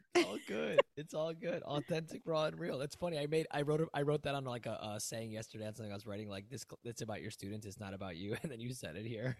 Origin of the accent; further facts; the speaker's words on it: Aurora, Illinois, United States; moved away; also born or lived in South Florida; I'm originally from Aurora